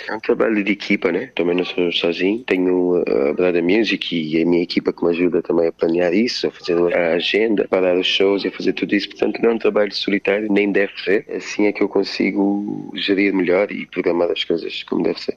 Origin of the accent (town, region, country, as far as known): Cape Verde; now in Lisbon, Portugal